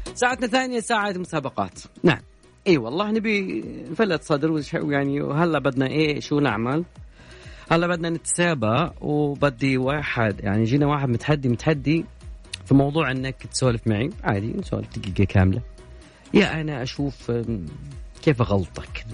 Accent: Saudi Arabia; عندنا في المملكة العربية السعودية

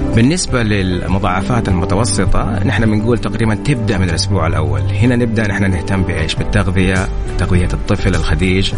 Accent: Saudi Arabia; عندنا في السعودية

